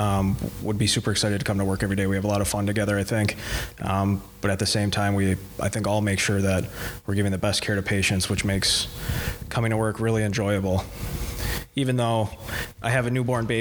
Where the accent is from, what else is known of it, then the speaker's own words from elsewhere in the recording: Central Wisconsin, United States; moved away as an adult; also born or lived in Waukesha, Wisconsin; now in New Berlin, United States; I'm originally from Central Wisconsin